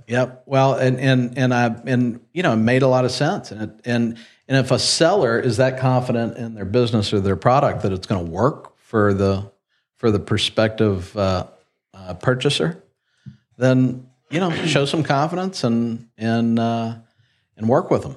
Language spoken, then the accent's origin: English; Lexington, Kentucky, United States; born or raised there; also born or lived in Ohio / Miami, Florida